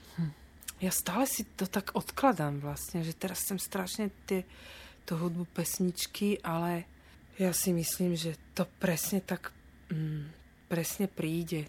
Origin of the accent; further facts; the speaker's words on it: Bratislava, Bratislava Region, Slovakia; also born or lived in Petržalka, Bratislava; ja som z pôvodom z Dubravky